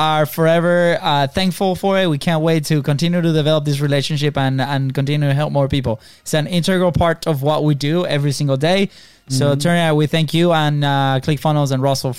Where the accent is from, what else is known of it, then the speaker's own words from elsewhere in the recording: Venezuela; now in United States; we come from Venezuela, right? And now in the States